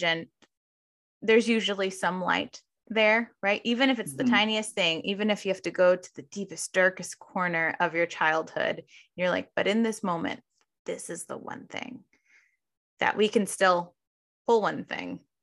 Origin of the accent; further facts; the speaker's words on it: the Valley, California, United States; also born or lived in San Francisco; I grew up in the Valley.